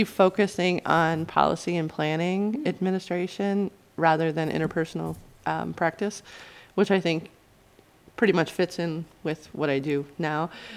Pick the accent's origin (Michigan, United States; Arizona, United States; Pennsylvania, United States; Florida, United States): Michigan, United States; the Thumb; moved away as an adult; also born or lived in North Carolina / Flint, Michigan; now in Albion, United States; I'm actually from the Thumb, but I was born in North Carolina. I was a military baby, but I grew up in the Thumb